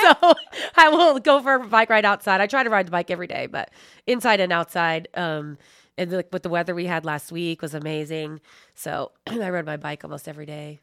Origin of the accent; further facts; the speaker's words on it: Philadelphia, Pennsylvania, United States; moved away as an adult; now in Indiana, United States; I'm originally from Philadelphia area